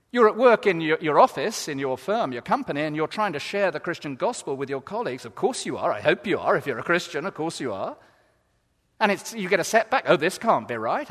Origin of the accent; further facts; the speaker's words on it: England, United Kingdom; we're so English